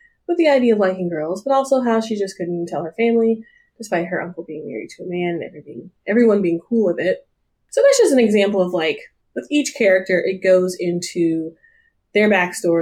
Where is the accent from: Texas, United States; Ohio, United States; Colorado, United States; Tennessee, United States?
Tennessee, United States; Nashville; moved away; also born or lived in Atlanta, Georgia / East Coast; I was raised in Nashville